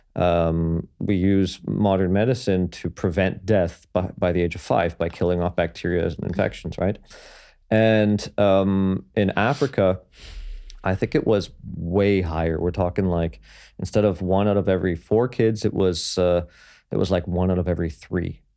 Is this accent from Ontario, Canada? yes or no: yes; Toronto, Ontario, Canada; I was born and raised in Toronto, um, well, in and around.